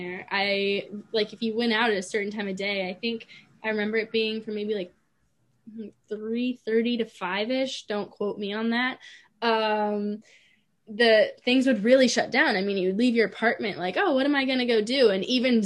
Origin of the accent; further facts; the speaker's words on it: United States; moved away as an adult; now in Spain; being an American does follow me.